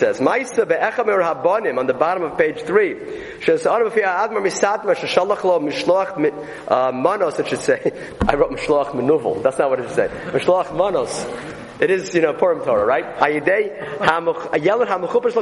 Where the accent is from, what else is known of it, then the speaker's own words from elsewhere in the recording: New York City, New York, United States; I grew up in Borough Park